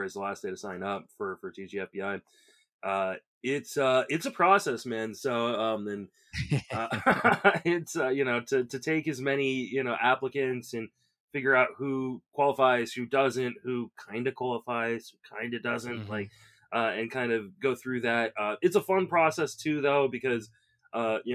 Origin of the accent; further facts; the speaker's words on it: Washington, District of Columbia, United States; also born or lived in Northern Virginia; I grew up in and around the Washington, D.C. area.